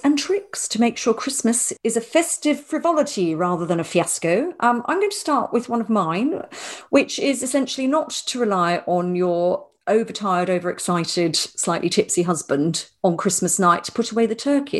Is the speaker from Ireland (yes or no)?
yes; Ireland; He did refer to me as the Irish-born lady